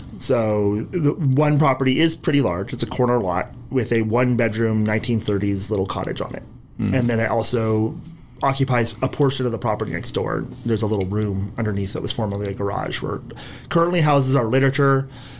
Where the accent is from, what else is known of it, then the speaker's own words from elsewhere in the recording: Ojai, California, United States; I grew up here.